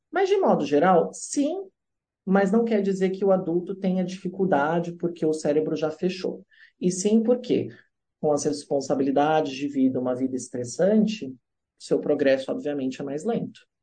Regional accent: Brazil; moved away; sou do Brasil lá

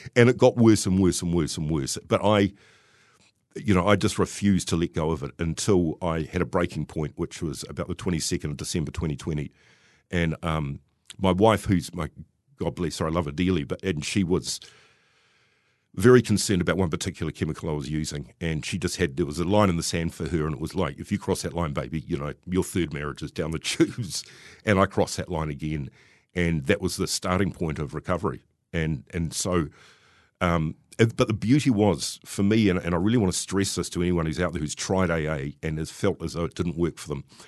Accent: Wellington, New Zealand; I grew up in Wellington and I was born in sixty-six

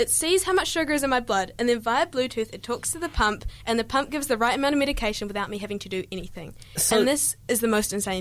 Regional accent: New Zealand; accent: New Zealand; I amp up my New Zealand accent. I'll be like, I'm from New Zealand

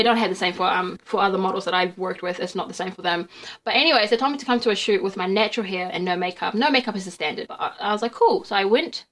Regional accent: Wellington, New Zealand; also born or lived in Qatar / Naenae, Lower Hutt / Somaliland (ancestry); I'm from Wellington

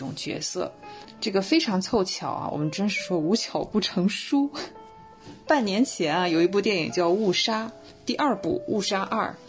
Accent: China; 我希望年轻的一辈永远要记住，而且是很有必要的记住，我们是中国人。

